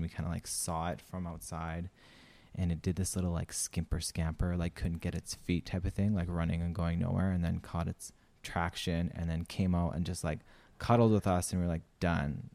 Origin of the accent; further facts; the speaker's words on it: Saskatchewan, Canada; moved away as an adult; also born or lived in Romania; now in Australia; I'm from Saskatchewan